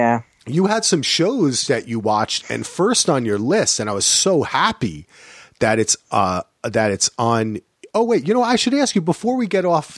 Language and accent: English; New Jersey, United States; Hey, no surprise for me, man. I grew up in New Jersey.